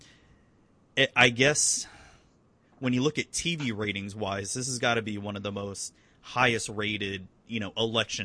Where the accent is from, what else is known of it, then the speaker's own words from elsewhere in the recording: Florida, United States; I've been born and raised in Florida